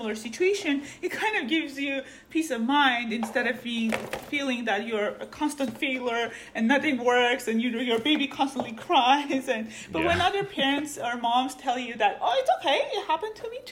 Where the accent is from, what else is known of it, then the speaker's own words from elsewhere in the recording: Armenia; now in California, United States; I grew up in Armenia